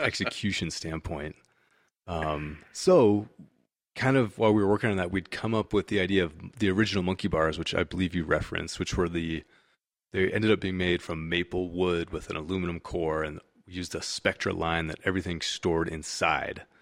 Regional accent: California, United States; also born or lived in Washington, D.C.; I'm from California

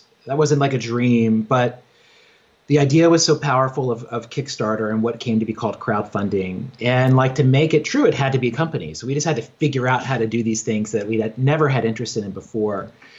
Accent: Virginia, United States; now in New York, United States; I grew up in Southwest Virginia on a farm. I grew up Christian, evangelical Christian, and like had no neighbors, just read books all the time, and like dreamed of being a writer and was always on that path, like moved to New York

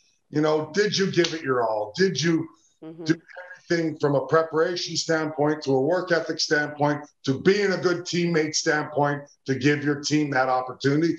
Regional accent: Edmonton, Alberta, Canada; where I grew up in Edmonton, Alberta

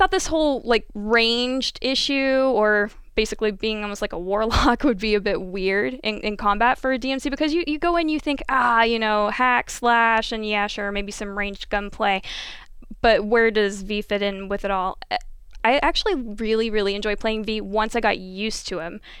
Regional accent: Midwest, United States; Growing up in the Midwest

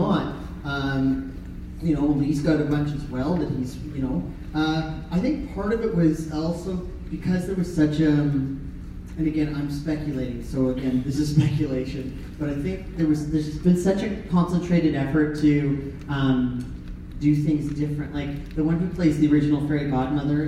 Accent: Canada; I grew up as a poor kid with a single mom, three younger brothers, you know, a weird suburban neighborhood in Canada

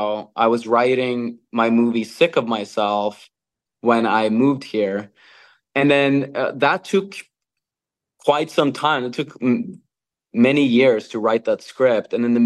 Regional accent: Norway; English is a second language; Well, I'm born and raised in Norway, that has which is a welfare state.

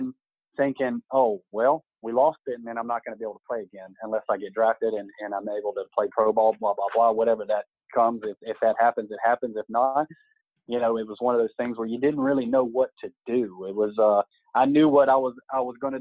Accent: Greenville, South Carolina, United States; I was in Greenville in my hometown

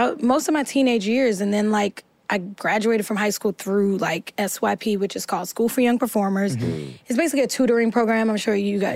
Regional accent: East Orange, New Jersey, United States; born or raised there

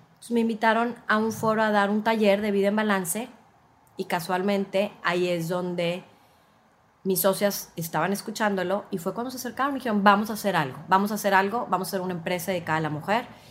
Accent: Mexico; por como fuimos criadas o culturalmente en México

